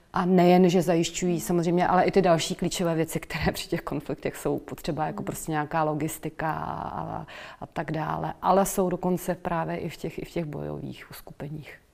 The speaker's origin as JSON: {"language": "Czech", "country": "Czechia", "also_born_or_lived": "Netherlands", "moved": "as an adult", "said": "vrátila jsem se zpátky eh, po studiích zpátky do, do Čech"}